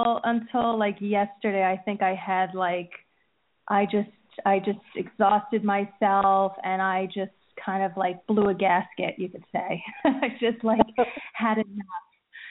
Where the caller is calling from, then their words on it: New Jersey, United States; From New Jersey.